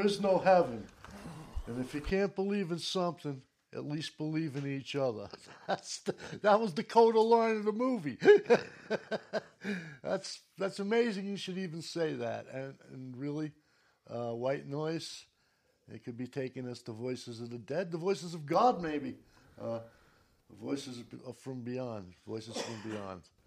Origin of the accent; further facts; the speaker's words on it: New York City, New York, United States; I grew up in New York City